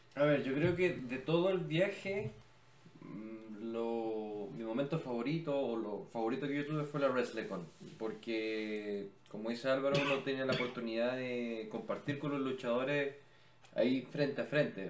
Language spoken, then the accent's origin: Spanish; Chile; Somos de Chile, en Chile amamos la lucha libre